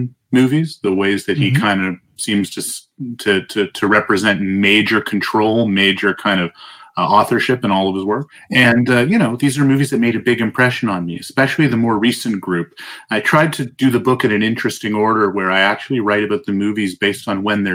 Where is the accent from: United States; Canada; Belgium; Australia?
Canada; Toronto, Ontario; I'm from Toronto, but we call it Toronto.